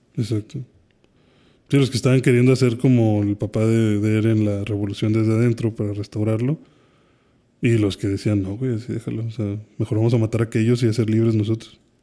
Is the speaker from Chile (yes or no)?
no; Mexico; Como mexicanos